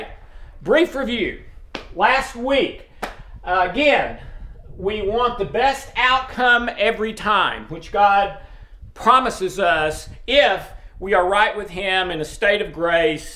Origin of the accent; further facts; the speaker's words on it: East Tennessee, United States; also born or lived in Brentwood, Tennessee; I was born and bred in Tennessee, but in a very small town in East Tennessee